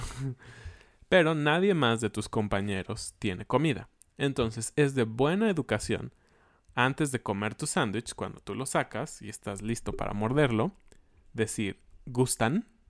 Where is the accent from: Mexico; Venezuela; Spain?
Mexico; somos mexicanos